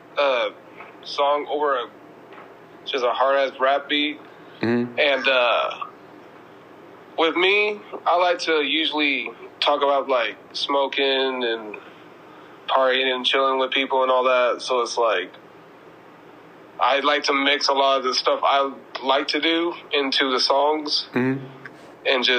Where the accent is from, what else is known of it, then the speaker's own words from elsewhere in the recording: San Antonio, Texas, United States; I'm from San Antonio, Texas